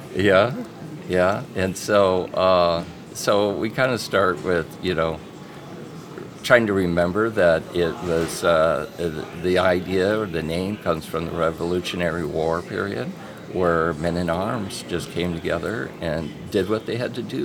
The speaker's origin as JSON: {"language": "English", "area": "Orange County", "region": "California", "country": "United States", "moved": "as an adult", "lives_now": "Fargo, United States", "said": "I'm originally from California, and I spent a lot of years seeing the changes"}